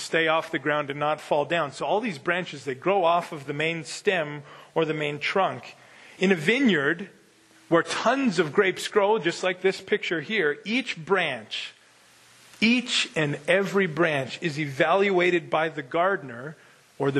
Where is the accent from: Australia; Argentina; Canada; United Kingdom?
Canada; Winkler, Manitoba; now in North Dakota, United States; I grew up in Winkler, Manitoba